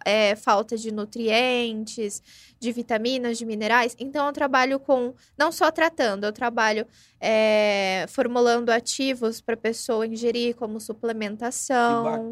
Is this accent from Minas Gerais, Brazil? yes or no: no; São Paulo, Brazil; now in Ribeirão Preto, Brazil; Eu não sou daqui de Ribeirão Preto, eu ah, sou de São ah, Paulo